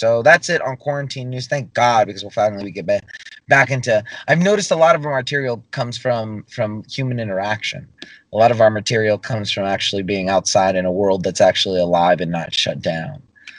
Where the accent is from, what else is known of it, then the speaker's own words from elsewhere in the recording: the South, United States; You know, I'm from the South, you know, if you didn't know that.